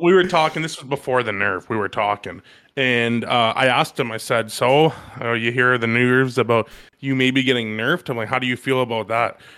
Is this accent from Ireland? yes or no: no; Canada